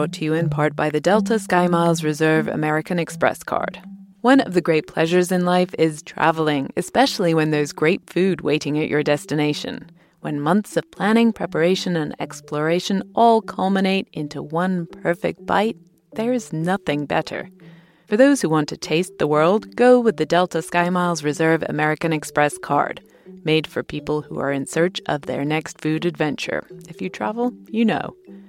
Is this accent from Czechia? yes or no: no; United Kingdom; In my home country, the United Kingdom